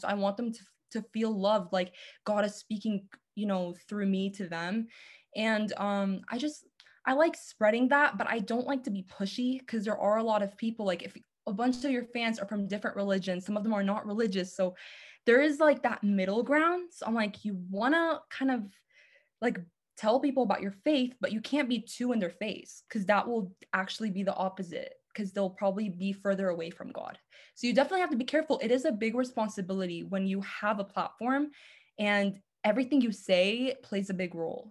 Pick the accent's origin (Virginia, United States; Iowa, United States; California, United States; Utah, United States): California, United States; Los Angeles; I am from Los Angeles